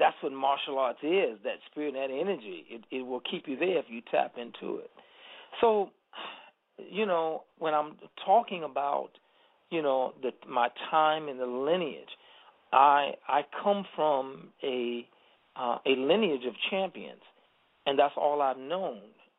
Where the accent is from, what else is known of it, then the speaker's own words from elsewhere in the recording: Chicago, Illinois, United States; I'm from Chicago.